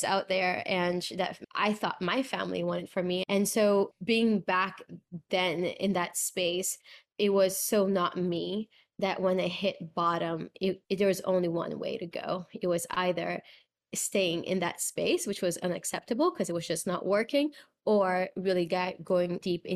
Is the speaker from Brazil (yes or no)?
yes; Brazil; I'm from Brazil, born and raised